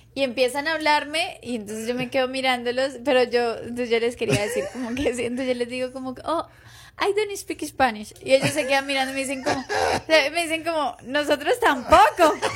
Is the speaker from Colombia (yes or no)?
yes; Colombia; moved away; soy de Colombia